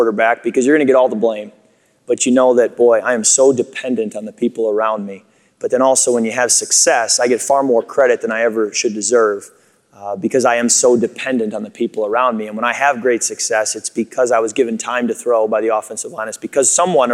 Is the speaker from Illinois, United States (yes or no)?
yes; Chicago, Illinois, United States; moved away; also born or lived in Michigan; I grew up in Chicago originally before moving to Michigan, so I was a Bear fan growing up.